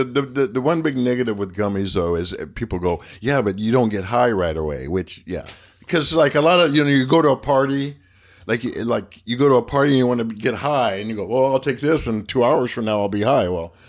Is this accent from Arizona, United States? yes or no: yes; Phoenix, Arizona, United States; I grew up in Phoenix